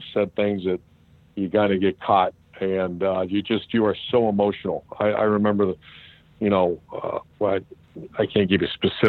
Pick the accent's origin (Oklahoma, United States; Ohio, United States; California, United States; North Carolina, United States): Ohio, United States; moved away as an adult; also born or lived in Florida; because I'm from here